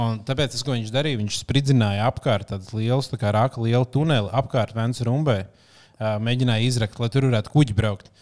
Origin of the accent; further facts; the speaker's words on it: Kuldīga, Kurzeme, Latvia; moved away; kad mēs ar liepiņu tur uzaugām